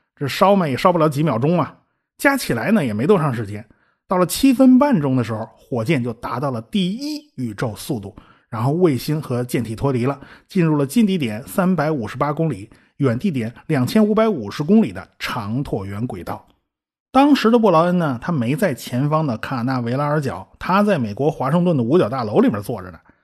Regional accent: China; 我们中国人

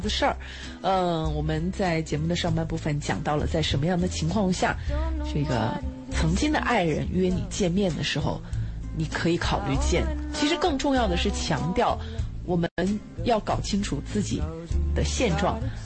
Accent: China; 我们中国人

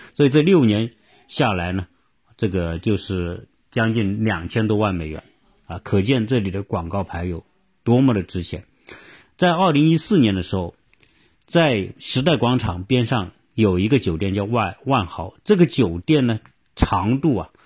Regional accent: China; 我们中国人

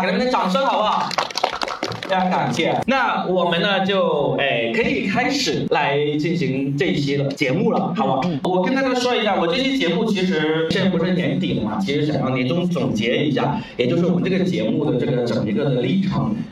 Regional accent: Guangdong, China; Chinese is a second language; 我说广东人，呃，我的普通话当时真的是非常地差了

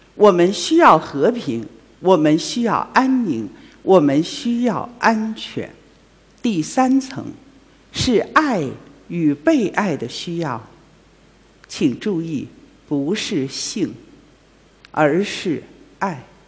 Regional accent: Ili, Xinjiang, China; 我生在新疆。 六十四年前， 生在新疆的伊犁

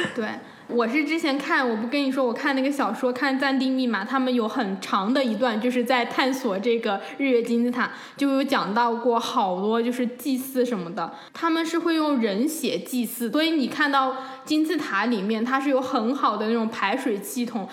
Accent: China; now in Vancouver, Canada; 我们中国人，我们都特别讲究

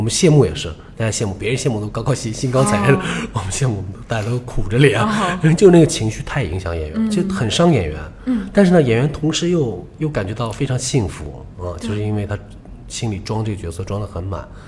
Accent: Shanghai, China; 我们首先是，呃，比如说我们是说上海话的演员，必须是上海人。

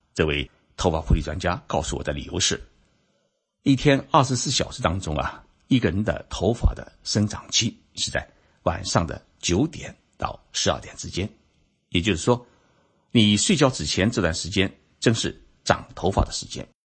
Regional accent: China; 日本人的光头为什么比我们中国人少？

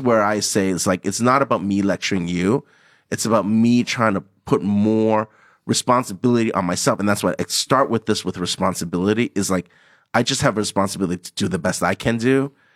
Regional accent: Hong Kong; born or raised there; moved away as an adult; also born or lived in Toronto, Canada

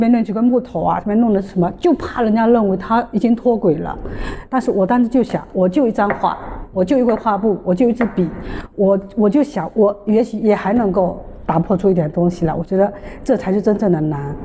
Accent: Fujian, China; 隔壁福建的

